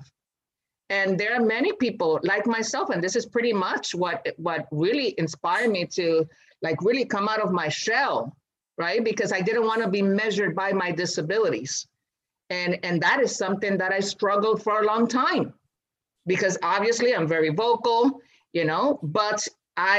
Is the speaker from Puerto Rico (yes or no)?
yes; Puerto Rico; home is not just Boriken, right? But it will be our ancestral territory